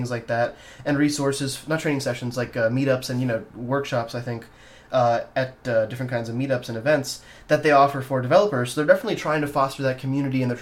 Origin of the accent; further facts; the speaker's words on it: India; moved away; I'm from India originally, and I have family there.